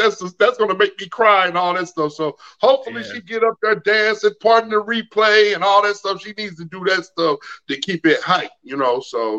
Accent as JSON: {"language": "English", "town": "St. Louis", "region": "Missouri", "country": "United States", "said": "I hail from St. Louis, Missouri, 4 hours east of Kansas City."}